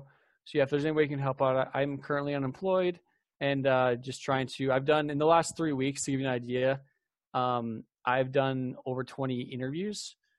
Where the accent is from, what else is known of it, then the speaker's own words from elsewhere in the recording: Mesa, Arizona, United States; And I'm a local here. I grew up in Mesa.